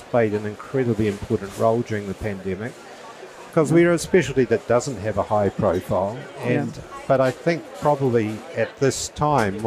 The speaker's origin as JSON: {"language": "English", "country": "New Zealand", "also_born_or_lived": "Christchurch, New Zealand / Australia / Fiji", "said": "I'm a New Zealander"}